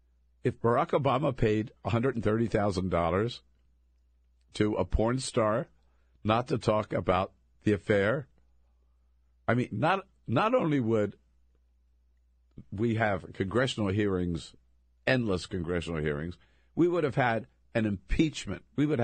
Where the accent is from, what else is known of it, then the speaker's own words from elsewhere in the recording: Delaware, United States; now in California, United States; Coming from California, yeah, I grew up in Delaware, but 30 years in California